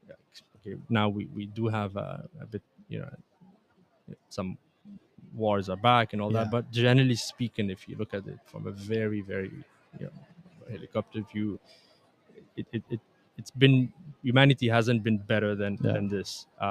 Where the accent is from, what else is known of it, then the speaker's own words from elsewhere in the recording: Tunisia; also born or lived in Canada; Just because I'm Tunisian Canadian, I can see that.